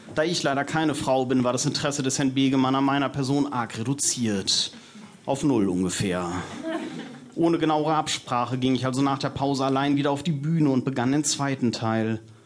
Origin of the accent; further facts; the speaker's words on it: North Rhine-Westphalia, Germany; Ich bin Westfale und da reicht man sich zur Begrüßung und zum Abschied einfach die Hand